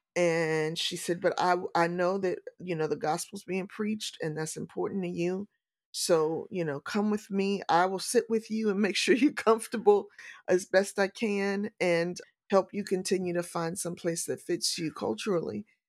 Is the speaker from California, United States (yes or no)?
no; St. Louis, Missouri, United States; moved away as an adult; also born or lived in Valdosta, Georgia; So, I am a native Saint Louisan. I was born and raised in Saint Louis, Missouri